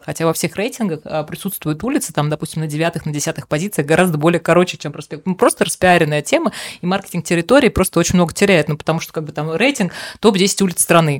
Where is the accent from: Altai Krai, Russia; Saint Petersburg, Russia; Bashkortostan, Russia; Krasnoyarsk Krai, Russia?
Bashkortostan, Russia; Dok; я сама родом с Дока и до 16 лет жила на, на ага. Доке